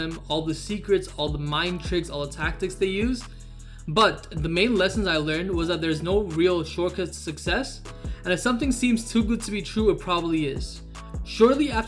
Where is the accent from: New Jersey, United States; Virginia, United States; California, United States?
California, United States; Southern; I'm from SoCal.